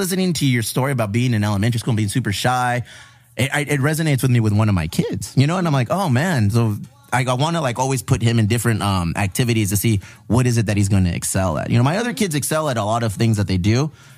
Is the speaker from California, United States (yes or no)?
yes; San Diego, California, United States; your artwork oozes with all the culture that we were raised with here in San Diego and the border towns of Tijuana here, Chula Vista.